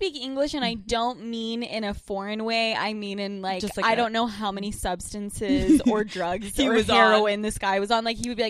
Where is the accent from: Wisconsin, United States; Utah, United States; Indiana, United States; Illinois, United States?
Utah, United States; Salt Lake City; now in New York City, United States; I am from Salt Lake City, Utah.